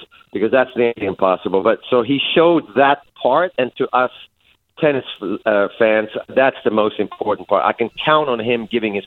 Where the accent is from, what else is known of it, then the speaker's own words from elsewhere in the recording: Sweden; I'm back home in my home country in Sweden to visit some family.